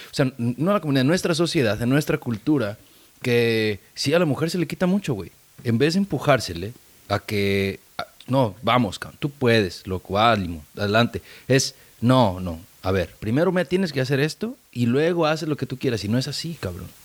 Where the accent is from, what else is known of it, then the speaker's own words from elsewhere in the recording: San Diego, California, United States; fui a San Diego High, soy de San Diego, ahí es donde me eduqué.